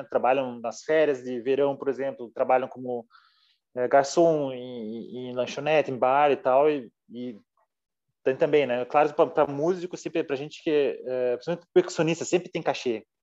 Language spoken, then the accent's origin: Portuguese; Brazil; Porque eu venho do interior do Brasil, por exemplo, uma cidade interior pequena.